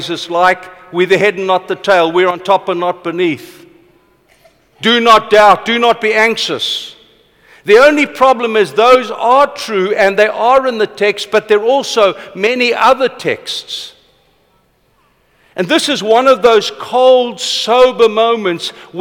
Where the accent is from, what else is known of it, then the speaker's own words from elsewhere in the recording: Vanderbijlpark, Gauteng, South Africa; I was born in Vanderbijl Park. My father was a boilermaker. My opa worked on Eskom for 30-something years